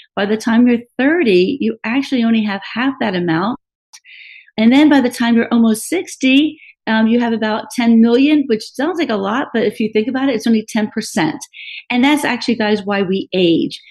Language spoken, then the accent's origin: English; Miami, Florida, United States; I was raised in Miami.